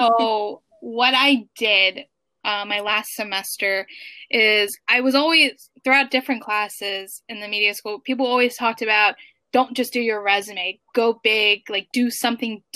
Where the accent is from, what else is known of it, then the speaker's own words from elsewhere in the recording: Baltimore, Maryland, United States; moved away as an adult; now in New York, United States; I grew up in Baltimore City